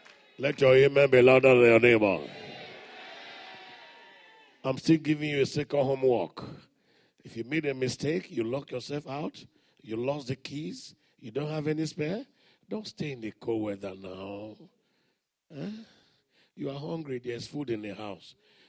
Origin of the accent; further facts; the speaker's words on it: Morobo, Central Equatoria, South Sudan; You know, I'm from Morobo. I'm from the village. Somebody shout hallelujah. We grew up in the days of padlock, locking the door.